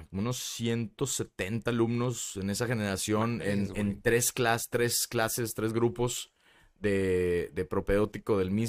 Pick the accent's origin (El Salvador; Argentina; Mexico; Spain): Mexico; Nuevo León; accent: regio; now in Mexico City, Mexico; a lo mejor no se me quita el acento regio tanto, güey. Lo tengo creo que medio neutro, a veces no suena